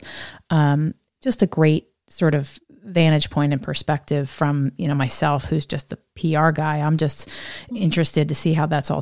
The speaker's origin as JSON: {"language": "English", "region": "Northeast", "country": "United States", "said": "I'm from the Northeast"}